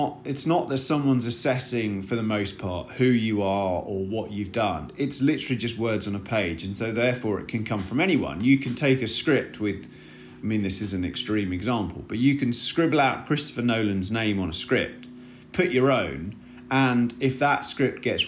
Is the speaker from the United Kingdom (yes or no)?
yes; United Kingdom; now in Los Angeles, United States